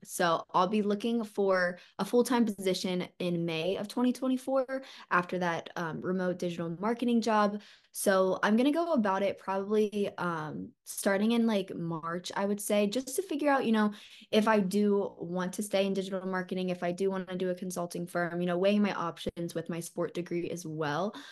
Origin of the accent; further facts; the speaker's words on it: Columbus, Ohio, United States; also born or lived in Athens, Ohio; I'm originally from Columbus, Ohio.